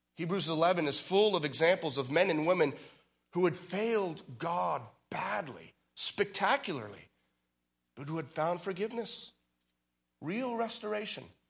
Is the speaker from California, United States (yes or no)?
yes; outside of San Francisco, California, United States; I was born outside of San Francisco